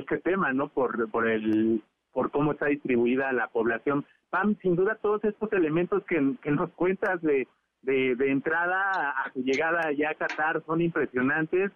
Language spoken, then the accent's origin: Spanish; Mexico; nosotros como mexicanos